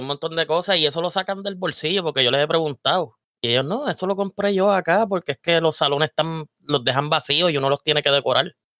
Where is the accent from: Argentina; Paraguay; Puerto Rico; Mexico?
Puerto Rico; Vega Alta; Yo soy de Vega Alta